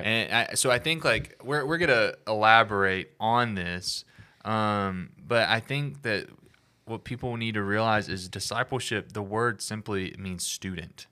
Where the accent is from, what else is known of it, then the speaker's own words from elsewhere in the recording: Alabama, United States; I'm from Alabama.